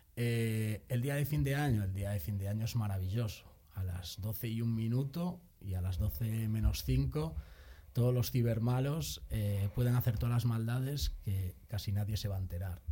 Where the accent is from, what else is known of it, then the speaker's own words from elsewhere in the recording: A Coruña, Galicia, Spain; moved away as an adult; also born or lived in Madrid; soy de La Coruña, pero hace muchos años por temas laborales me trasladé a Madrid